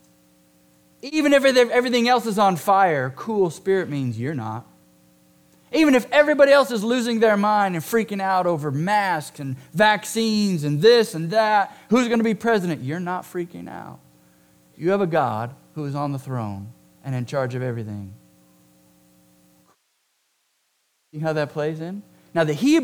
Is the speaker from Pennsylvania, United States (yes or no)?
no; Southern California, United States; moved away; I'm from Southern California.